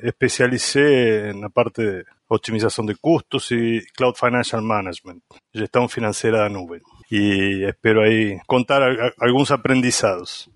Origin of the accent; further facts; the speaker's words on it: Argentina; Portuguese is a second language; moved away as an adult; now in Brazil; sou argentino, mas eu já quase moro mais, há mais tempo no Brasil do que o tempo que eu morei na Argentina.